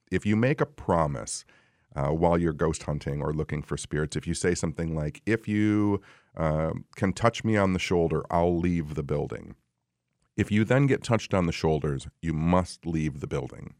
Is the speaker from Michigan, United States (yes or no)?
yes; Royal Oak, Michigan, United States; I'm from Royal Oak